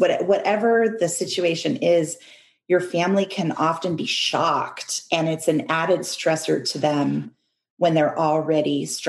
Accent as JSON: {"language": "English", "country": "Canada", "tie": "born or raised there", "also_born_or_lived": "United States", "said": "because I grew up in Canada and the United States, and we're a culture that values individual decision-making."}